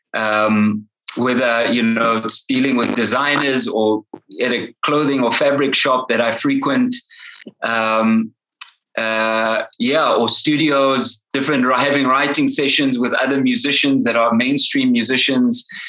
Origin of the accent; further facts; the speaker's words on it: Durban, KwaZulu-Natal, South Africa; now in Johannesburg, South Africa; I'm originally from Durban